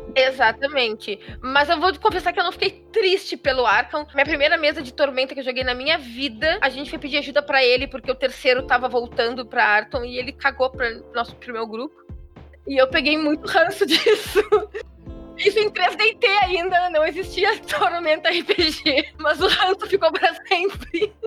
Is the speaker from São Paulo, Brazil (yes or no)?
no; Rio Grande do Sul, Brazil; eu sou do Rio Grande do Sul